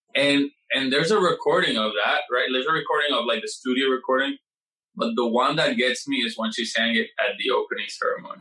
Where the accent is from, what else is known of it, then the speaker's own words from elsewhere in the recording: Puerto Rico; moved away as an adult; now in New York, United States; I come from Puerto Rico